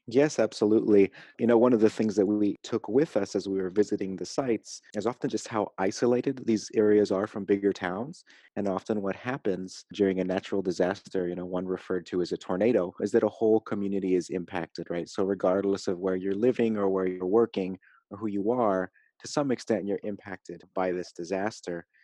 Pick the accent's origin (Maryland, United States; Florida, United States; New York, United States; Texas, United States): Texas, United States; San Antonio; I come from San Antonio, Texas